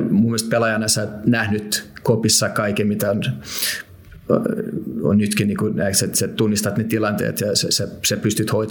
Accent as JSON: {"language": "Finnish", "country": "Finland", "said": "kun mä tulin Suomesta sinne, se, se miten, ne, ne, ne, ne, miten meitä kohdeltiin"}